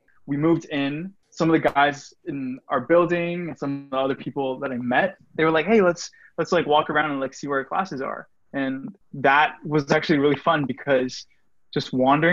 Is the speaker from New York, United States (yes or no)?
no; Virginia, United States; I'm also from Virginia